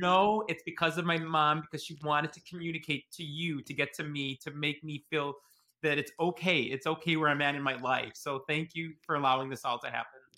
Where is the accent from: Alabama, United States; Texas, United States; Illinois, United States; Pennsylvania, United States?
Illinois, United States; Chicago; I was born and raised in Chicago, Illinois, but my parents are from Italy